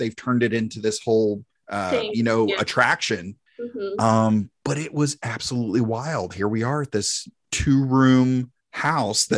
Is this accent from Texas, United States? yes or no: no; Greer, South Carolina, United States; also born or lived in Taylors, South Carolina; We stayed there on Ike's Road in Taylor, South Carolina until I was eight. And then that's when we moved out to Greer.